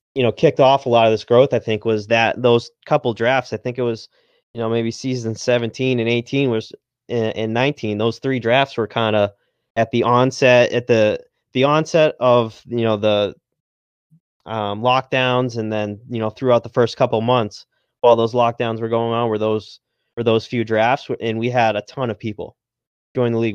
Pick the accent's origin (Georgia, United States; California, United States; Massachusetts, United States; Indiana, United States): Massachusetts, United States; I'm from Massachusetts, so I'm a uh, Red Sox fan